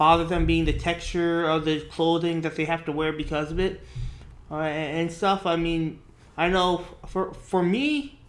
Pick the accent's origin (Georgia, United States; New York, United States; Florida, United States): New York, United States; growing up in New York